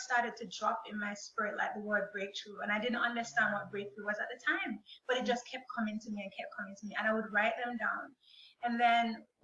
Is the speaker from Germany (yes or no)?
no; Jamaica; moved away as an adult; now in United States; I'm originally from Jamaica. And I came to the United States in 2015